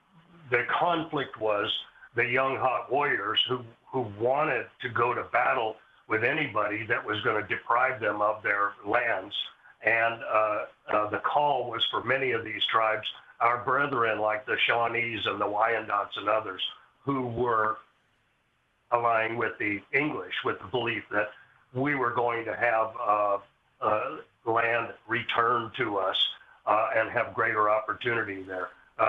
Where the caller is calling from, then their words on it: New York, United States; I'm greeting you from the Lower Hudson Valley of New York, which is inside our original homeland of Lenape.